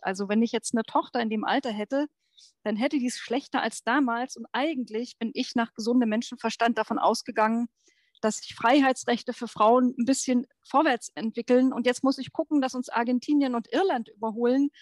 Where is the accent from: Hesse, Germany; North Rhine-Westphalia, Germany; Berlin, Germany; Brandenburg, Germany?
Brandenburg, Germany; Ich bin 1968 in Brandenburg geboren